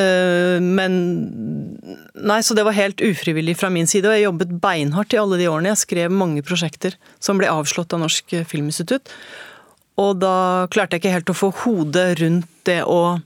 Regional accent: Oslo, Norway; jeg har vokst opp på Holmlia. Mm. Og jeg bor på på østkanten i Oslo.

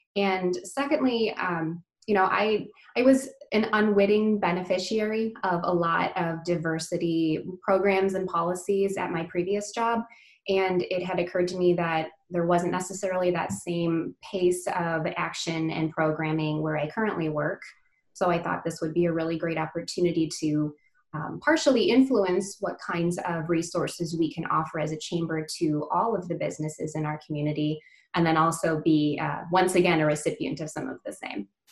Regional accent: United States; I'm Indian uh, as far as my uh, my heritage and my culture, but I, I was born and raised in the US

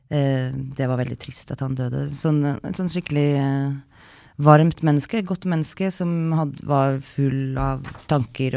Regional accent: Norway; moved away

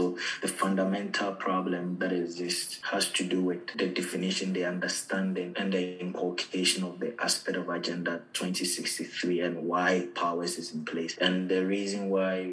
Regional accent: Ghana; moved away as an adult; also born or lived in Algeria; now in Ireland; I'm from Ghana

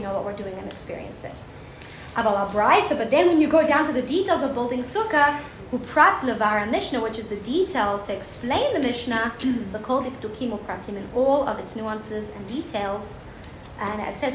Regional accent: South Africa; moved away; I'm from South Africa.

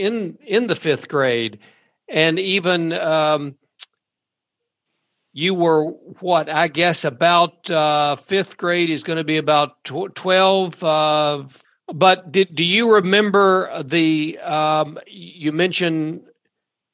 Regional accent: Glasgow, Kentucky, United States; I'm from the neighboring county and neighboring town. We were a big city, Glasgow, compared to Horse Cave

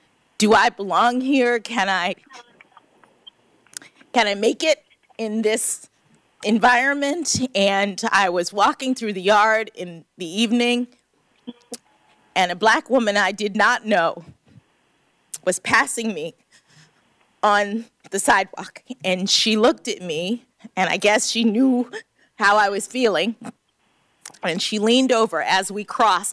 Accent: Miami, Florida, United States; moved away as an adult; also born or lived in Boston; I'm from Miami, Florida.

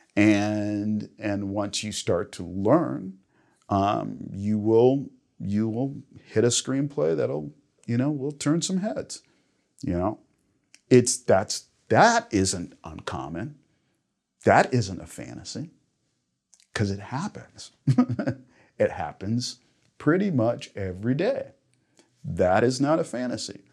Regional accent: Los Angeles, California, United States; I'm from Los Angeles

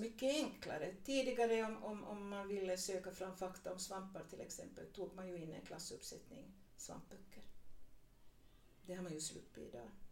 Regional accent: Vaasa, Ostrobothnia, Finland; also born or lived in Purmo, near Jakobstad; now in Smedsby, Finland; jag är uppvuxen i Gammalvasa

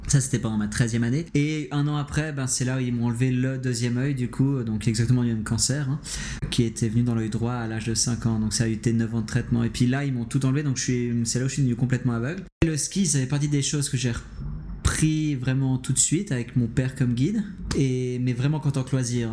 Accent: Geneva, Switzerland; je suis de Genève

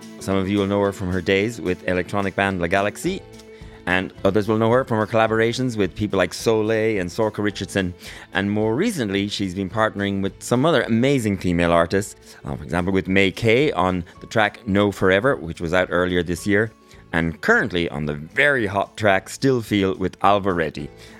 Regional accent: Mayo, Connacht, Ireland; I'm from Mayo.

